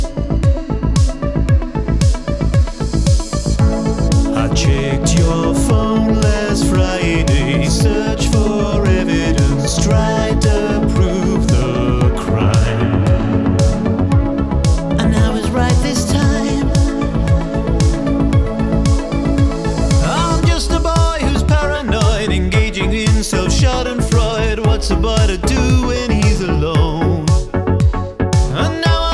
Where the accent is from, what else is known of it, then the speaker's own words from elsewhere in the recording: Jersey; I grew up in Jersey, which is a small place